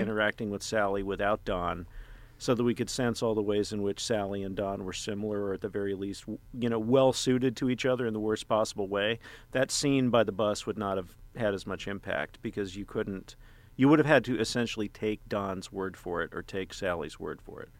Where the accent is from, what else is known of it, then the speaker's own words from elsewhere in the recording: Texas, United States; moved away; my home state of Texas in a small town